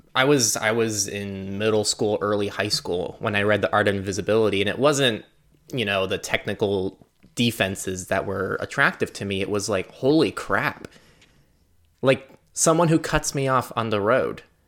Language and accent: English; United States; in the U S, as an American